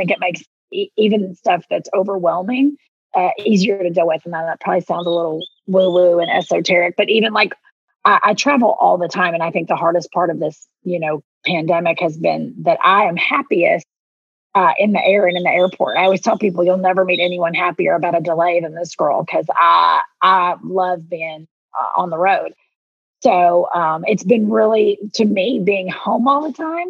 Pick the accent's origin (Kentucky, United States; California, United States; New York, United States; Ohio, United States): Kentucky, United States; Southeastern; accent: thick Southern; moved away; I'm from Southeastern, which is where, I'm where Kentucky, Tennessee, and Virginia all come together at the Cumberland Gap.